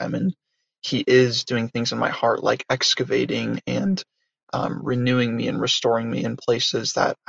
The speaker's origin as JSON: {"language": "English", "town": "San Diego", "region": "California", "country": "United States", "said": "I'm from San Diego, California."}